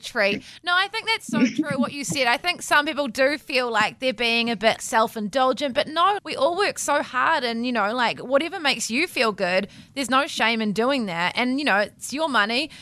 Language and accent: English; Wellington, New Zealand; moved away; also born or lived in Christchurch; I'm from Wellington originally, but I studied in Christchurch